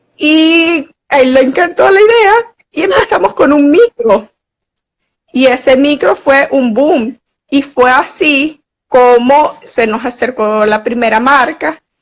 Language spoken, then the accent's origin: Spanish; Venezuela; also born or lived in Mexico City; soy una periodista venezolana